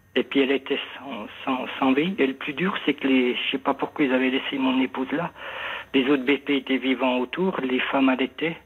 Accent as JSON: {"language": "French", "area": "the North", "region": "north of France", "country": "France", "also_born_or_lived": "Marseille", "moved": "as an adult", "said": "je suis du Nord"}